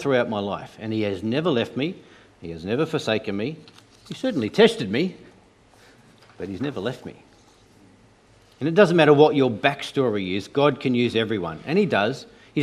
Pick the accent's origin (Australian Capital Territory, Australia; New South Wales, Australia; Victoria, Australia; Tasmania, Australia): Tasmania, Australia; I grew up in Tasmania.